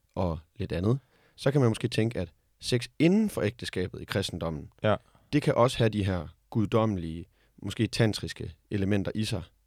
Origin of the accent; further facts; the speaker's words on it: Denmark; vi som danskere